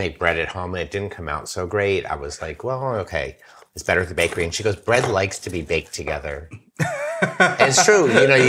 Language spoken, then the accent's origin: English; France; also born or lived in United States; And they're, you know, I'm French too, but, you know, I'm also American.